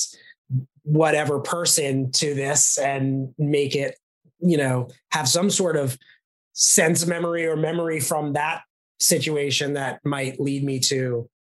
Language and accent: English; New York City, New York, United States; moved away as an adult; also born or lived in Los Angeles; I'm from New York City and I grew up there and I started acting from New York City and then moved out to Los Angeles when I was about 25